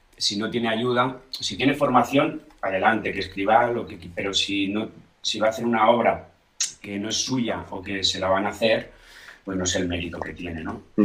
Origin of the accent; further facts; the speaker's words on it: Blanes, Catalonia, Spain; mi pueblo